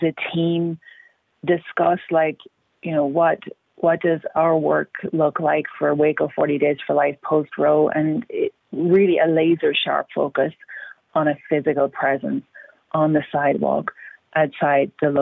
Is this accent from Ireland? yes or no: yes; Ireland; moved away as an adult; now in United States; I grew up in Ireland where there was no abortion until after I left